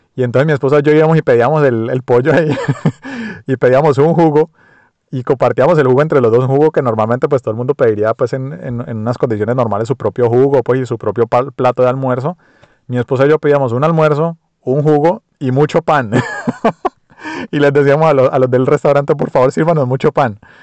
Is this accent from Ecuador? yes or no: no; Colombia; moved away as an adult; also born or lived in United States / Mexico; now in Australia; nací en Colombia, me crié en Colombia, viví casi toda mi vida en Colombia y hoy en día vivo en, Australia del año 2014.